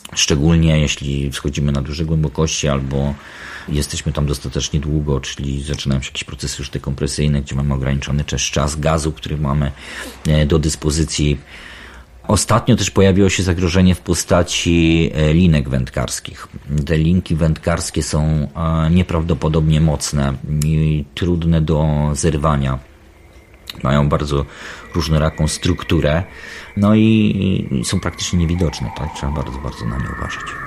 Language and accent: Polish; Baltic coast, Poland; Urodziłem i wychowałem się nad morzem i to morze w moim życiu było zawsze bardzo obecne. Bałtyk